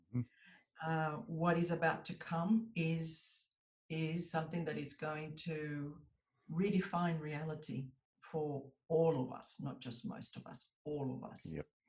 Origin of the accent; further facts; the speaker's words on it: United States; now in Australia; I was born in the US. So I'm an American citizen by birth, but I'm an Australian citizen by descent